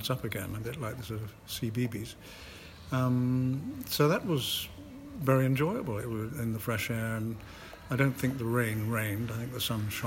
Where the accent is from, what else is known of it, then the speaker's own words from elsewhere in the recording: Scotland, United Kingdom; I'm Scottish